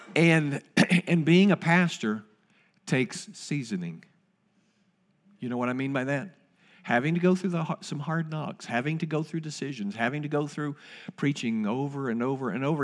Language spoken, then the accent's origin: English; Winchester, Kentucky, United States; Terry and I grew up together in Winchester, Kentucky